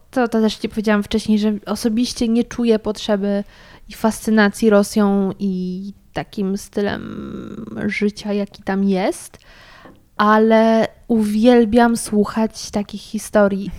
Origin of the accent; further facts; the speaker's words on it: Sudetes, Poland; moved away; pochodzę z Sudetów